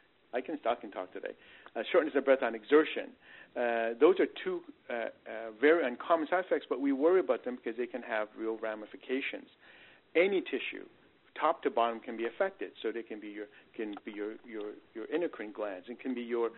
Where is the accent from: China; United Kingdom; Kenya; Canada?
Canada; also born or lived in Northeast United States; now in Texas, United States; I come from the Northeast and I'm originally Canadian